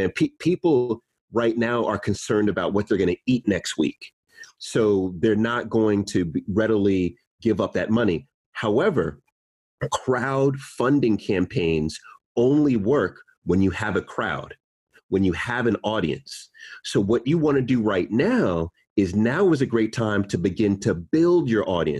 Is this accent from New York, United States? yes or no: yes; New York, United States; moved away as an adult; now in United Kingdom; I was born in New York